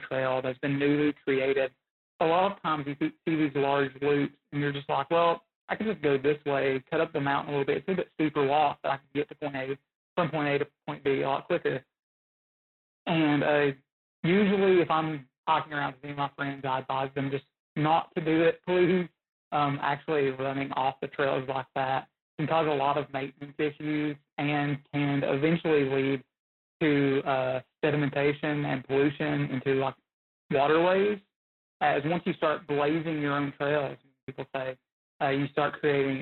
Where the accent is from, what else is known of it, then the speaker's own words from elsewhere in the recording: Southwest Virginia, United States; growing up in Southwest Virginia